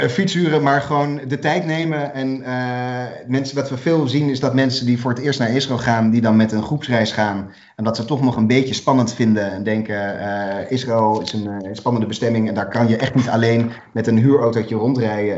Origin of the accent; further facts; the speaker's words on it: Netherlands; wij zijn als Nederlanders